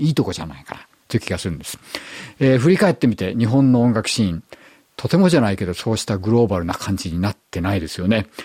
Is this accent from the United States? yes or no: no; Australia; 僕らオーストラリア人的には、